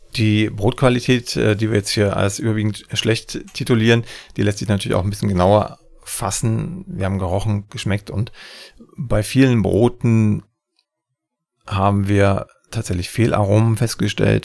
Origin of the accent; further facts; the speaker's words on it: Saxony, Germany; in meinem Heimatland Sachsen